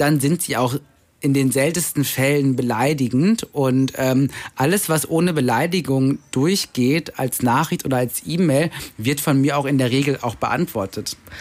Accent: Germany; also born or lived in Vienna, Austria / Cologne, Germany; now in Berlin, Germany; als schwarzer Piefke, also als Deutscher

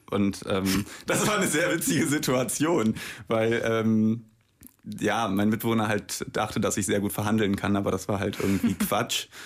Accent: Bremen, Germany; ich bin ja auch gebürtig aus Bremen

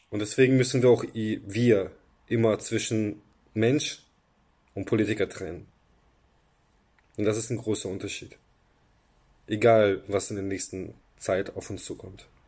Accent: Ukraine; now in Germany; sah ich, dass meine alte Heimat sich im Krieg befindet in einem Krieg, in dem sie umzingelt und von einer Übermacht völlig chancenlos gerade überrannt wird.

